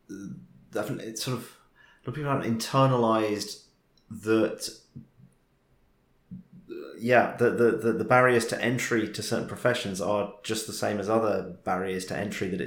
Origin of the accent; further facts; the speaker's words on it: United Kingdom; it's partly, okay, being British, it's partly a class thing